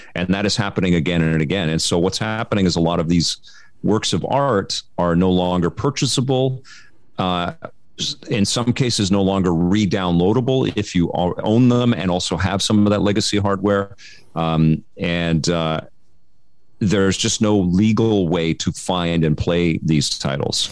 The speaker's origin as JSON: {"language": "English", "town": "Vancouver", "region": "British Columbia", "country": "Canada", "tie": "born or raised there", "said": "I grew up in Kid Solano in Vancouver"}